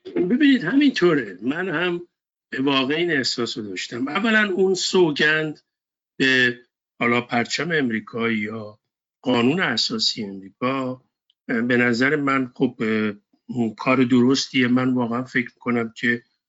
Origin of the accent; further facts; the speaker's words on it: Iran; now in United States; به عنوان یک ایرانی امریکایی